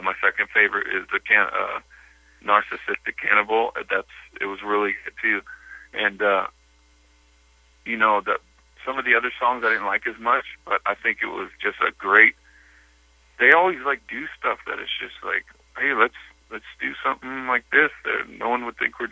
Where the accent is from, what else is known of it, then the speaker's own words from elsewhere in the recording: Bakersfield, California, United States; moved away; I love Bakersfield. I grew up in Bakersfield